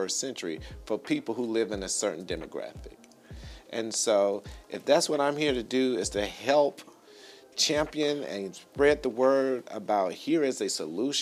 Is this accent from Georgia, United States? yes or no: yes; Atlanta, Georgia, United States; also born or lived in East Point, Georgia; I'm a native of Atlanta.